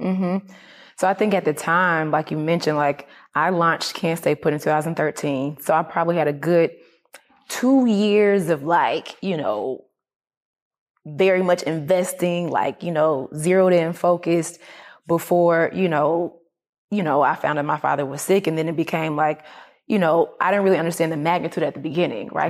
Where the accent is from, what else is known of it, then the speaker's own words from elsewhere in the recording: Atlanta, Georgia, United States; I was raised in Atlanta. I wasn't raised on the farm